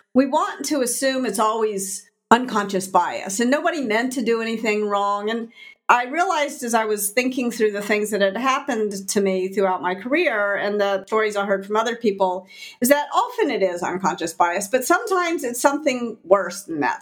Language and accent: English; Memphis, Tennessee, United States; moved away as an adult; my career in Memphis, that I had to leave my hometown.